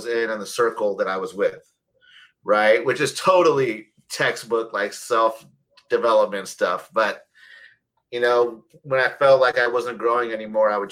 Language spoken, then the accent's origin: English; Northern California, United States; here in Sacramento, born and raised in Northern California. I went to college up here